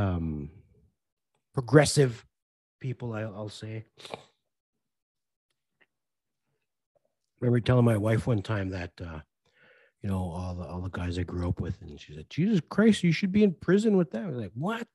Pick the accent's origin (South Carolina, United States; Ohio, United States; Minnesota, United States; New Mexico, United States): Minnesota, United States; Red Lake; growing up in Red Lake